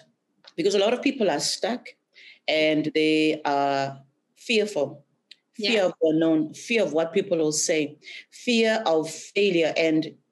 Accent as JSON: {"language": "English", "country": "Zimbabwe", "moved": "as an adult", "lives_now": "Australia", "said": "the time that I was going back to Zimbabwe every semester"}